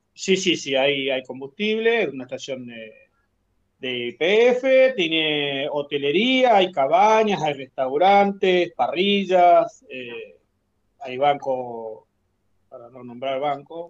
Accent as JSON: {"language": "Spanish", "town": "Caleta Olivia", "region": "Santa Cruz", "country": "Argentina", "tie": "born or raised there", "moved": "as an adult", "lives_now": "Los Antiguos, Argentina", "said": "Somos oriundos de Caleta, Olivia"}